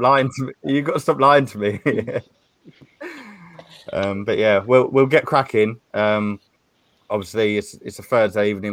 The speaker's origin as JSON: {"language": "English", "town": "Stevenage", "region": "East of England", "country": "United Kingdom", "tie": "born or raised there", "said": "I'm from Hertfordshire, Stevenage, and I support Stevenage League Two"}